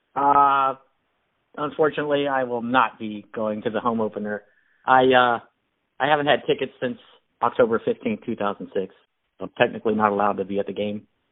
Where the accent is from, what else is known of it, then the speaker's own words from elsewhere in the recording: Dade County, Florida, United States; I'm from Dade County